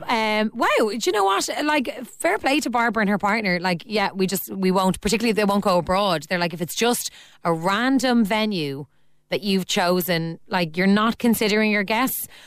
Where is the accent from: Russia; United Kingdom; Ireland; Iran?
Ireland; As Irish people